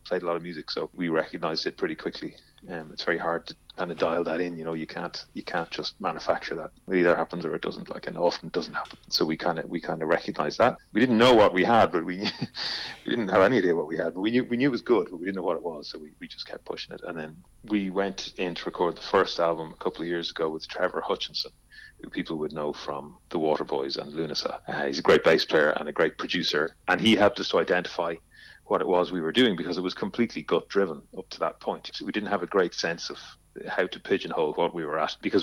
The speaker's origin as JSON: {"language": "English", "region": "County Louth", "country": "Ireland", "said": "We're all from County Louth, right? All from around the county."}